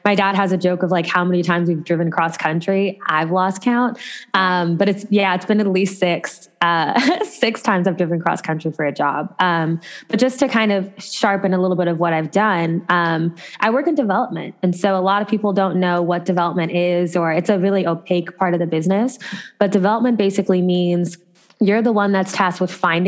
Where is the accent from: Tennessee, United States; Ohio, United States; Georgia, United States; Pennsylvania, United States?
Ohio, United States; moved away as an adult; also born or lived in Los Angeles, California / Chicago / New York; I grew up in Ohio